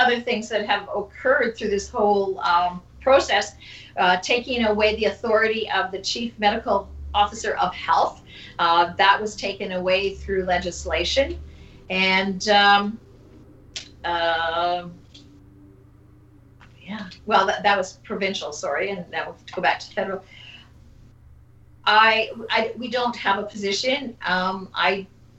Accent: Canada; we are part of a Canada, and I am Canadian. That's how I identify

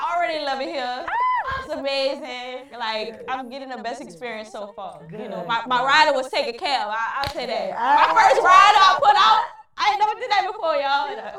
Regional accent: New Orleans, Louisiana, United States; Where I'm from New Orleans East, born and raised.

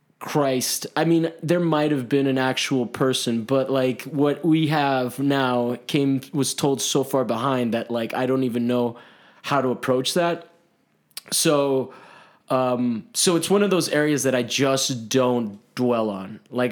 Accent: Miami, Florida, United States; also born or lived in Italy; Whereas like I grew up in Italy, so it was like Catholics. And then I grew up in Miami and it was Catholics.

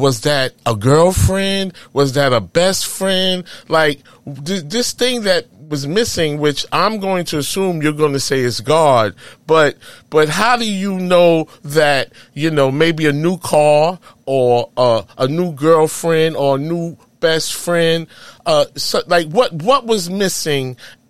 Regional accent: New York City, New York, United States; In Harlem, USA.

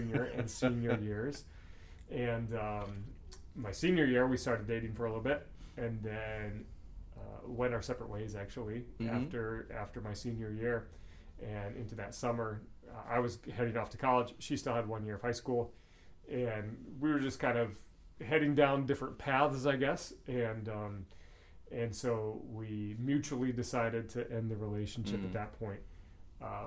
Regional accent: Northwest Iowa, United States; also born or lived in Huron, South Dakota / Redfield, South Dakota; We moved there when I was in first grade

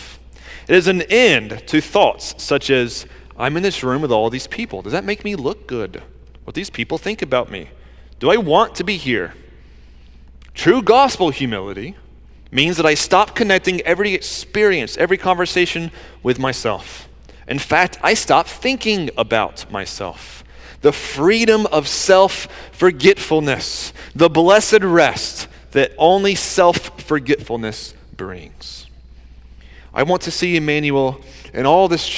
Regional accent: Georgia, United States; moved away as an adult; also born or lived in New Jersey; I grew up in Georgia where like Southern hospitality kind of stuff

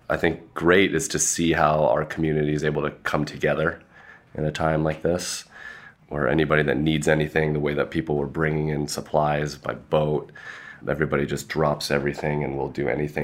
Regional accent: Malibu, California, United States; Yeah, so I was born and raised here. Went to Webster Elementary School, Malibu High. It was truly a dream being able to grow up here

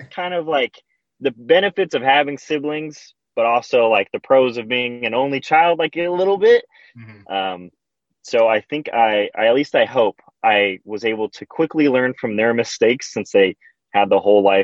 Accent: Victorville, California, United States; I'm from Victorville, California. That's where I was born

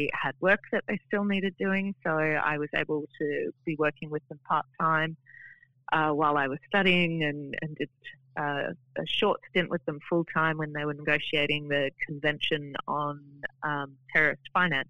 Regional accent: Adelaide, South Australia, Australia; also born or lived in Tasmania / Sydney / Darwin; I spent most of my time growing up in Adelaide, but we moved around a little bit when I was growing up, so Tasmania, Sydney, Darwin, then Adelaide.

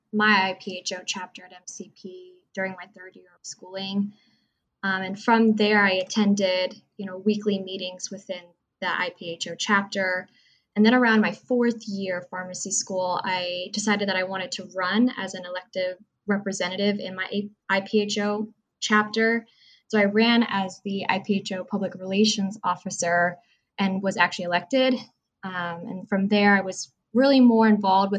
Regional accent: Orange County, Southern California, United States; moved away as an adult; also born or lived in Boston; originally, I was born and raised in Southern California, the Orange County region.

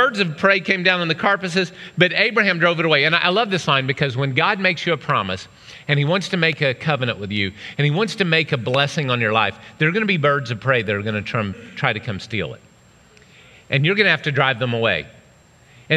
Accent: Oklahoma, United States; I grew up in Oklahoma

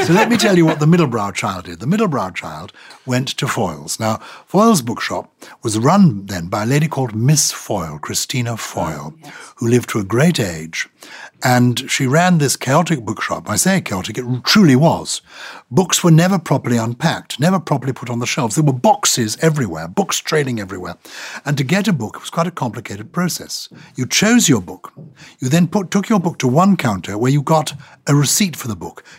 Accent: London, United Kingdom; also born or lived in Germany; As a child, I was brought up in London

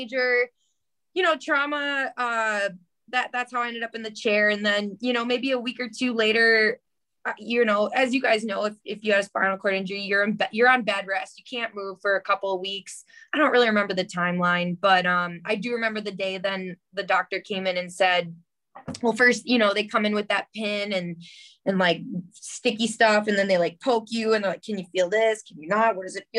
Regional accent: Port Washington, Wisconsin, United States; also born or lived in Flagstaff, Arizona; now in Phoenix, United States; I grew up in Port Washington, and when I was 7 years old

